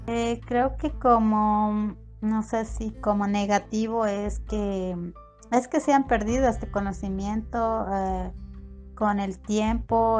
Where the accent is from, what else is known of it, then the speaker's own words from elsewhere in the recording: Kichwa Chibuleo people, Tungurahua, Ecuador; yo soy de, del pueblo Quichua Chibuleo